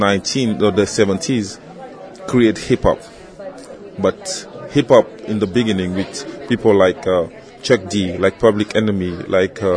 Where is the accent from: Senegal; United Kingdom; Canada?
Senegal; I'm a rapper. I'm from Senegal.